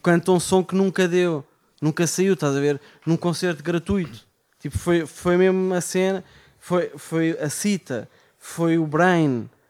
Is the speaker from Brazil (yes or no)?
no; Amadora, Lisbon, Portugal; sou da Amadora.